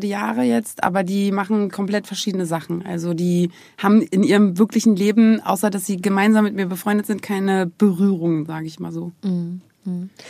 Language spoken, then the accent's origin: German; Germany; Ich bin ja aus der DDR